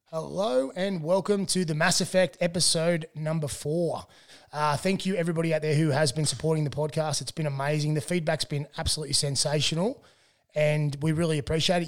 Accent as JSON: {"language": "English", "town": "Tumut", "region": "New South Wales", "country": "Australia", "tie": "born or raised there", "said": "I grew up in Tumut"}